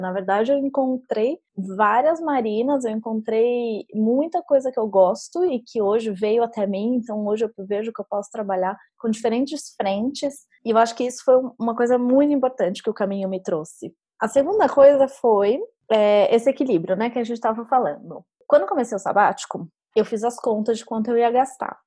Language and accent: Portuguese; São Paulo, Brazil; moved away; Eu sou de São Paulo